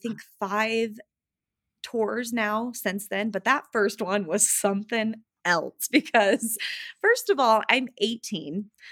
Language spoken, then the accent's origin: English; Utah, United States; also born or lived in West Hollywood, California; I grew up in Utah and all of my family is here